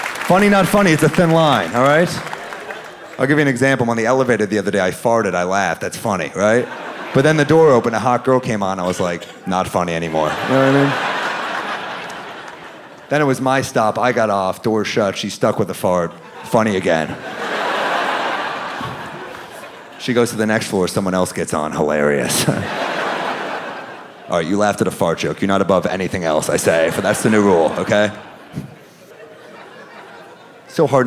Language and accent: English; New York, United States; I'm a New Yorker